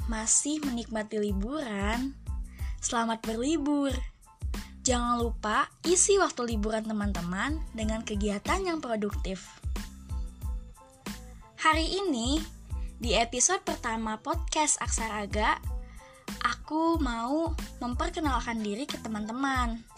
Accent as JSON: {"language": "Indonesian", "town": "Subang", "region": "West Java", "country": "Indonesia", "tie": "born or raised there", "also_born_or_lived": "Bandung", "said": "Aku dilahirkan di tanah Pasundan atau populer disebut Bandung pada 18 Mei 2000 Betul banget. Tahun ini beberapa bulan lagi aku menginjak usia 20 tahun. Dan aku dibesarkan di Kabupaten Subang."}